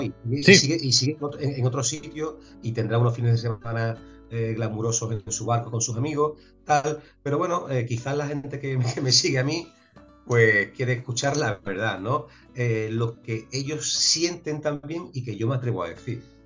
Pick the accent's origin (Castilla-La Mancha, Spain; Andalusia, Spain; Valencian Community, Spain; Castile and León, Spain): Andalusia, Spain; Sanlúcar de Barrameda; moved away as an adult; also born or lived in Seville / Madrid / Chicago / New York; puedo decir que como en San Lucas de Barrameda, al menos para mí y para muchísima gente, no se vive en ningún sitio